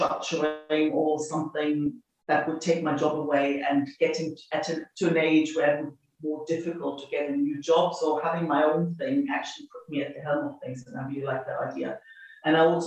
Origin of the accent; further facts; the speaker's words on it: East Germany, Germany; moved away as an adult; also born or lived in Sydney, Australia; I grew up in East Germany